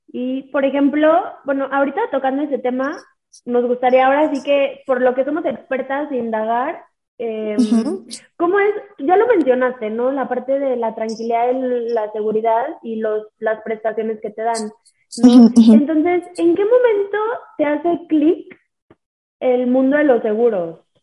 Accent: Mexico; Somos mujeres mexicanas

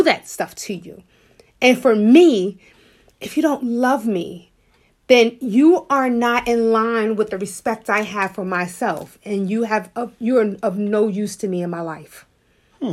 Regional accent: New York City, New York, United States; I'm from Harlem

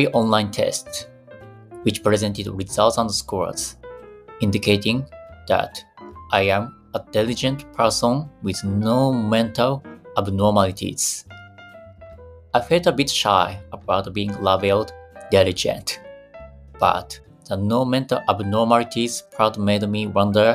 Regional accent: Fukui, Japan; my hometown Fukui

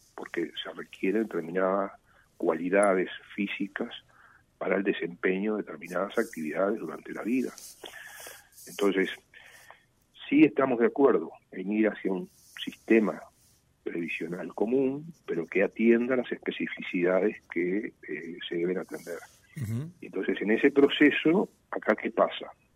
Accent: Uruguay

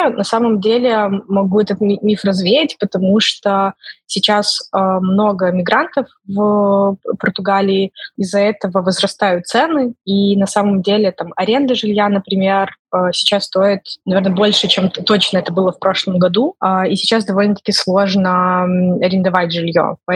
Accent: Belarus; moved away; also born or lived in Ukraine; условно я и другие белорусы тоже вынуждены были уехать из Украины

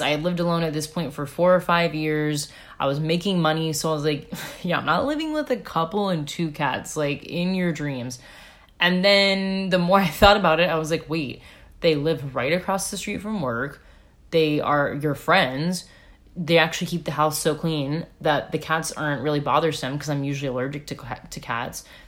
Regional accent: United States; moved away; I'm American.

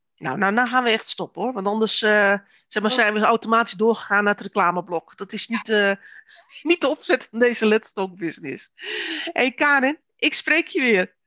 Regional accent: Netherlands; wij als Nederlanders

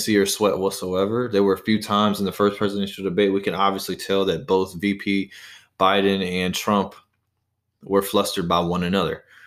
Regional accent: Charlotte, North Carolina, United States; I'm no longer in my hometown of Charlotte, North Carolina, but I'm actually just down the road

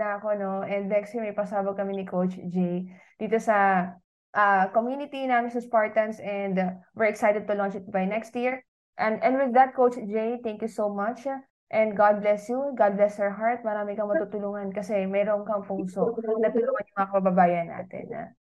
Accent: Philippines; bilang Pilipino

